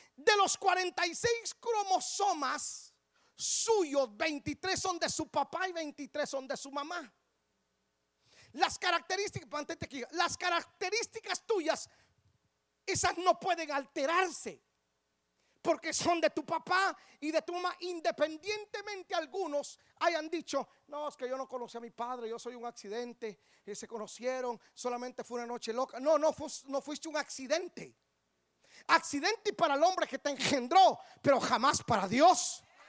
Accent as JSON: {"language": "Spanish", "country": "Guatemala", "tie": "born or raised there", "moved": "yes", "said": "yo nací en Guatemala. Yo nací en Guatemala."}